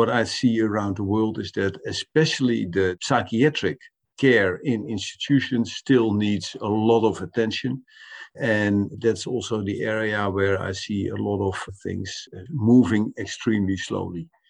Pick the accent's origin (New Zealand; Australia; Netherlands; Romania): Netherlands; the Dutch government, for instance, my own government